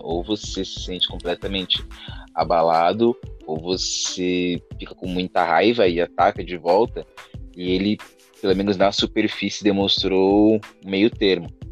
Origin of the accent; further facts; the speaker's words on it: Praia Grande, São Paulo, Brazil; eu também sou da Praia Grande